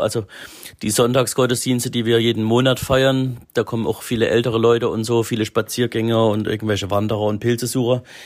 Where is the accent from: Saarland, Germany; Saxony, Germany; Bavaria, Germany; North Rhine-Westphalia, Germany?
Saxony, Germany; Ore Mountains; moved away as an adult; also born or lived in Freiburg; now in Baden, Germany; Man wird es gleich hören, wenn ich anfange mit Reden. Ich komme ursprünglich aus dem Erzgebirge aus Sachsen.